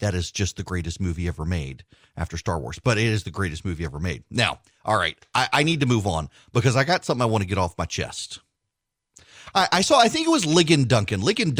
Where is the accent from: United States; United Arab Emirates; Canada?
United Arab Emirates; Dubai; Yes, we grew up in Dubai. My parents were in Abu Dhabi.